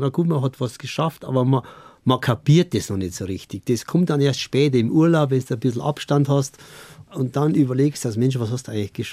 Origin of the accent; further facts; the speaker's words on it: Bavaria, Germany; ich bin auch Bayer